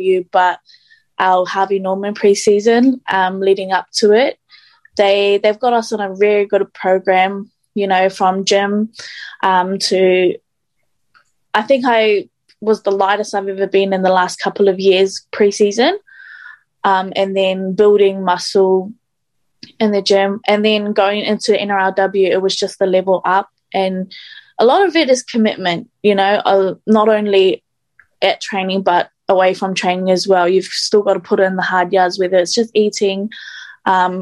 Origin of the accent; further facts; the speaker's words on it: Auckland, New Zealand; moved away as an adult; now in Australia; I'm originally from South Auckland in New Zealand